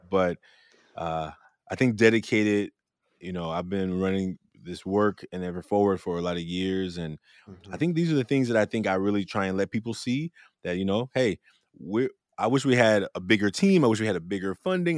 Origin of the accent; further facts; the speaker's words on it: Oakland, California, United States; I grew up in Oakland, California